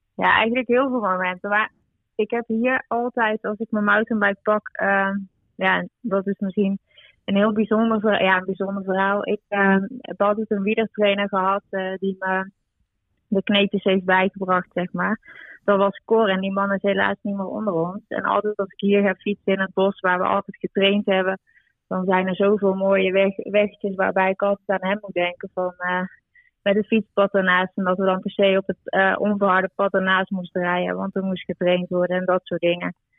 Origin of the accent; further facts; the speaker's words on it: North Brabant, Netherlands; ik kom zelf uit Brabant